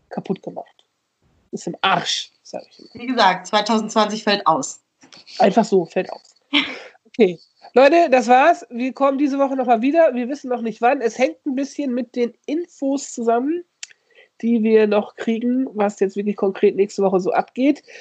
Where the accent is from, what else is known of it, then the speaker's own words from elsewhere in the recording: North Rhine-Westphalia, Germany; Ich komme ja aus der Grenzregion aus Saarbrück, Ostwestfalen so, ne?